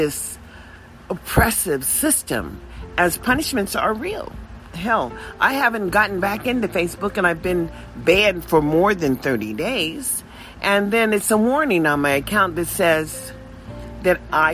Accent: United States; in America where we understand as African American people

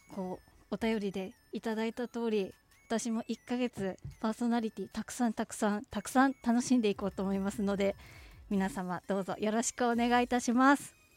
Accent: Sapporo, Hokkaido, Japan; 生まれも育ちも札幌でバリバリのどさんこです

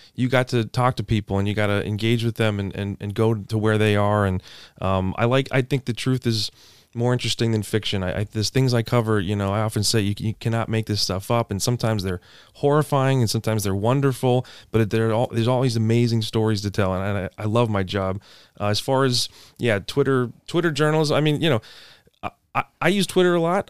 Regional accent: Anne Arundel County, outside of Annapolis, Maryland, United States; I'm from Anne Arundel County, outside of Annapolis

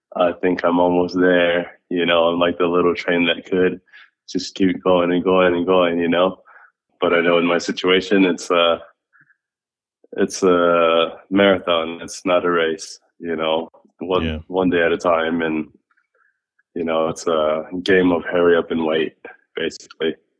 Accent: Maui, Hawaii, United States; now in Phoenix, United States; I was from Maui

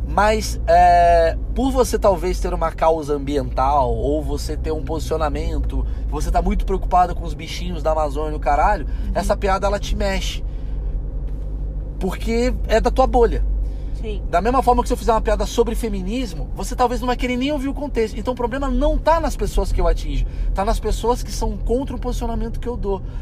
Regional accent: Portugal; Tem gente que não me contrata porque as pessoas são burras, achando que eu sou mais burro porque eu sou português.

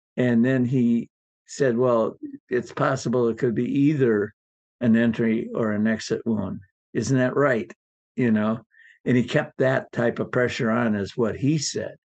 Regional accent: Milwaukee, Wisconsin, United States; moved away as an adult; also born or lived in Richland Center, Wisconsin / Seattle, Washington; I was from Richland Center, Wisconsin originally, and then settled in Milwaukee

